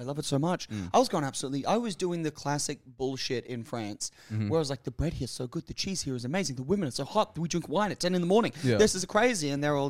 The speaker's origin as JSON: {"language": "English", "town": "Capalaba", "region": "Queensland", "country": "Australia", "tie": "born or raised there", "said": "like where the house I grew up in Kapalabar, we backed onto bush."}